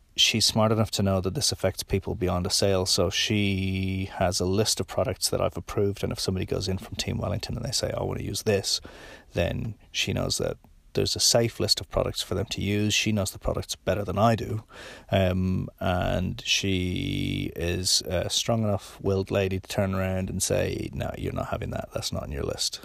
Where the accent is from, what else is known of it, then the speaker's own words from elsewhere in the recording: Ireland; now in New Zealand; being Irish